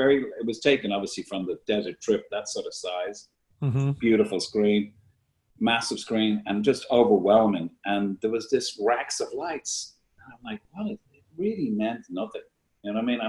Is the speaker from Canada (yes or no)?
no; Ireland; all of us Irish